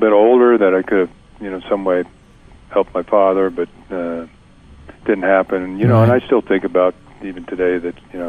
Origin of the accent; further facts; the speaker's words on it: California, United States; I grew up in California